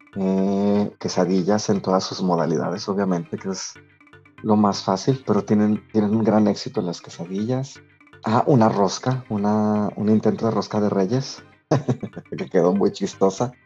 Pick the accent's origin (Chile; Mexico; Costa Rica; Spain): Mexico; now in England; Somos mexicanos viviendo en Inglaterra